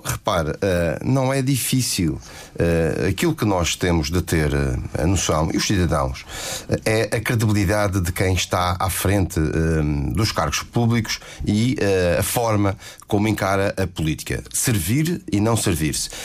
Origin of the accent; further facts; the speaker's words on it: Madeira, Portugal; a minha terra